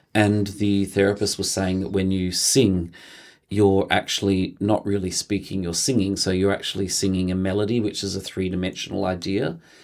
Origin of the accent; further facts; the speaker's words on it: Mildura, Victoria, Australia; I was born in Mildura, uh, in the northwest of Victoria. We grew up on a grape farm, so we're a country family.